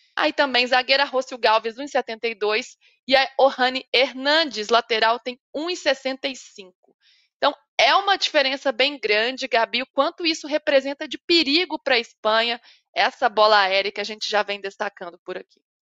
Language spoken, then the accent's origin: Portuguese; Minas Gerais, Brazil; Eu sou mineira